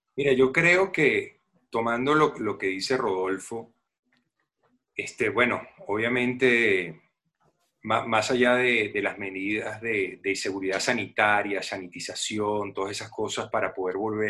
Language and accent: Spanish; Venezuela; como venezolano